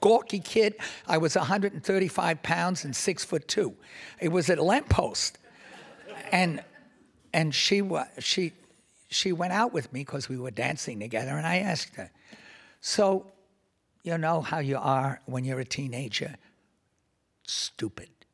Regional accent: New York City, New York, United States; I grew up in Washington Heights, which is basically north of Harlem and south of Inwood Hill Park

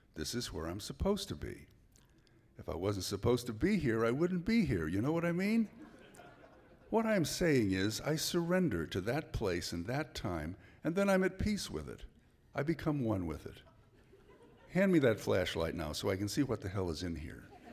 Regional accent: San Francisco, California, United States; also born or lived in Santa Clara Valley, California; now in Santa Cruz, United States; I was born right here in San Francisco

